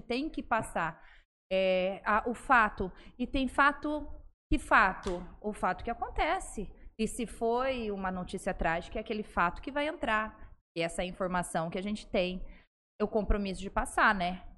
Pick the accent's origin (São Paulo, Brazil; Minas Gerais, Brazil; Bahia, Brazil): São Paulo, Brazil; Presidente Prudente; moved away as an adult; also born or lived in Nova Mutum, Mato Grosso / Rondonópolis, Mato Grosso; now in São José do Rio Preto, Brazil; Eu sou de Presidente Prudente, lá fiz faculdade lá